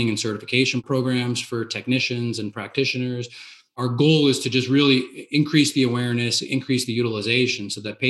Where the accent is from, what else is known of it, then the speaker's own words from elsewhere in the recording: New Jersey, United States; I'm from New Jersey